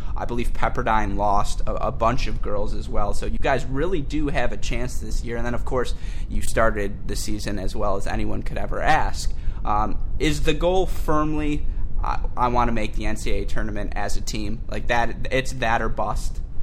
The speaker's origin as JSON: {"language": "English", "region": "Michigan", "country": "United States", "tie": "born or raised there", "said": "born and raised in Michigan"}